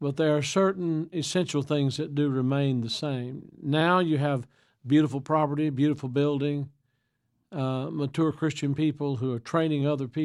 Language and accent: English; Tennessee, United States; also born or lived in Cape Coral, Florida; I grew up here in Tennessee